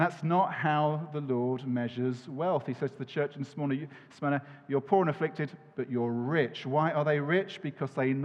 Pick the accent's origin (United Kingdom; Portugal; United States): United Kingdom; we're British